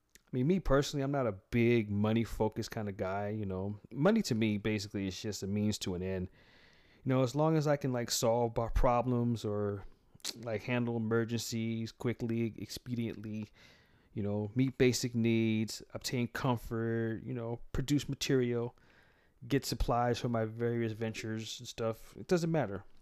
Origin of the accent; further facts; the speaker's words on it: United States; also born or lived in San Francisco, California / Atlanta, Georgia / Nevada; myself being an American